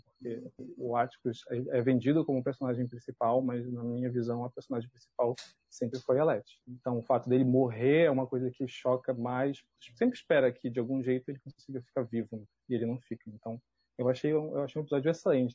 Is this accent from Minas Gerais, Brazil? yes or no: no; Belém, Pará, Brazil; eu sou de Belém, né, sou do, do eixo sul-sudeste